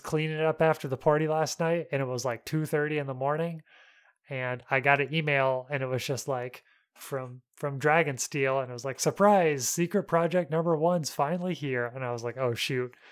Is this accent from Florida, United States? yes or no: no; North Alabama, United States; moved away; I'm from North Alabama